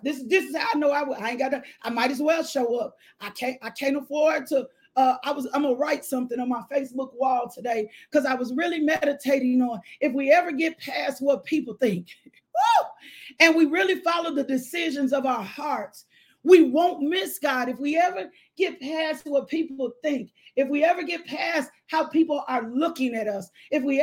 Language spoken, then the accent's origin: English; the South, United States; I'm from the South, and my South come out sometime.